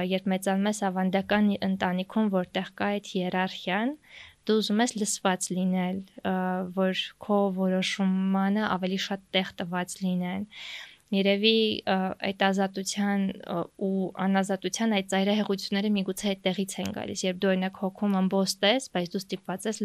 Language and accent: Armenian; Yerevan, Armenia; ես Երևանում եմ ծնվել մեծացել իմ Աբովյան փողոցը